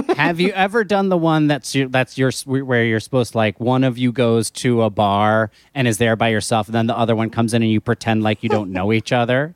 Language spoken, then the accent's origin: English; New Jersey shore, United States; I grew up in New Jersey on the, on the New Jersey shore